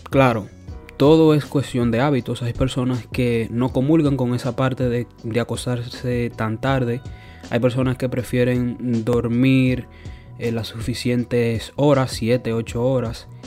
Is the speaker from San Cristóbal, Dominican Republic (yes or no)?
no; Santo Domingo, Distrito Nacional, Dominican Republic; moved away; Piensa de que yo vengo de Santo Domingo y claro, allí yo tenía mi rutina de 5 de la mañana hasta las 10 de la noche.